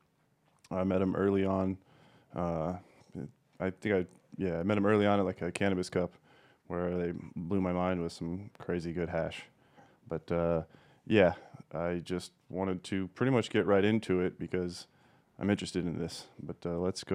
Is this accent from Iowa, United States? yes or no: yes; Des Moines, Iowa, United States; I was born in Des Moines